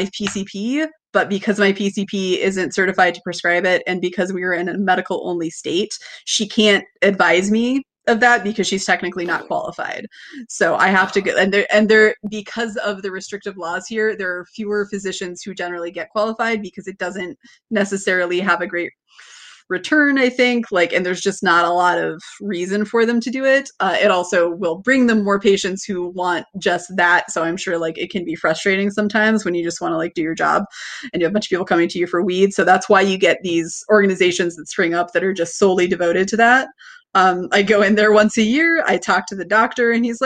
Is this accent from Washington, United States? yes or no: yes; Washington, United States; also born or lived in Pennsylvania; now in Erie, United States; my home state